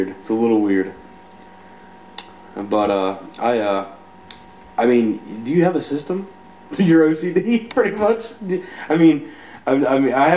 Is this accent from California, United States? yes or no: no; West Virginia, United States; we're from West Virginia.